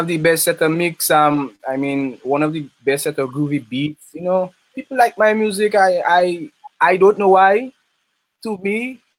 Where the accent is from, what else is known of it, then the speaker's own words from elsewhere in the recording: Roseau, Saint George, Dominica; I'm from Hillsborough Street. Roseau, Hillsborough Street, next to the National Bank, close to the stadium. I was raised up with my mother and my father